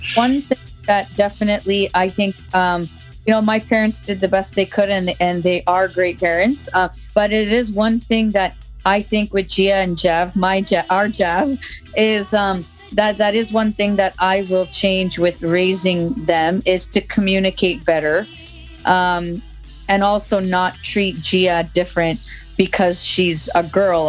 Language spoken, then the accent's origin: English; Oakville, Ontario, Canada; also born or lived in Toronto; I grew up in Oakville